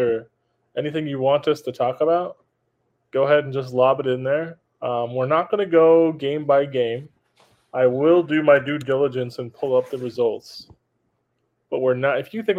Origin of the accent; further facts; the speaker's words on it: Oxnard, California, United States; my hometown in Oxnard.